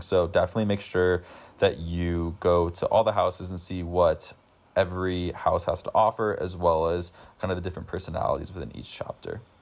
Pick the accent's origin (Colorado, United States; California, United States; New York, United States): Colorado, United States; Denver; moved away as an adult; I'm originally from Denver, Colorado